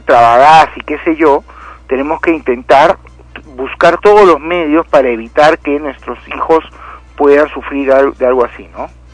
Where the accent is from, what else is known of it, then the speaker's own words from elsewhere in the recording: Lima, Peru; cuando era pequeño y vivía en Lima